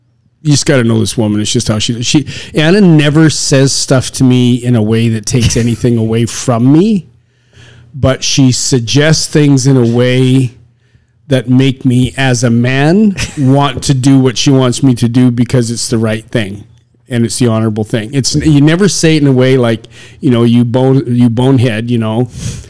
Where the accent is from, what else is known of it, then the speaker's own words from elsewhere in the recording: Saskatchewan, Canada; I come from Saskatchewan